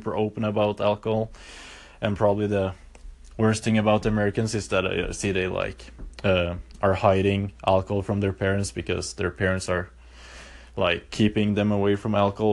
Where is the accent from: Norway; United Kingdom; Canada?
Norway; I've been born and raised in Norway.